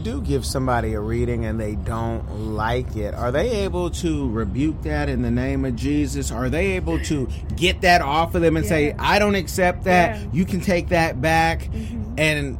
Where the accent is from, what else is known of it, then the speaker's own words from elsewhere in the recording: California, United States; growing up in California